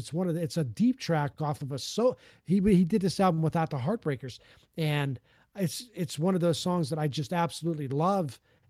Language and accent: English; the North, United States; if you're from the North, like I am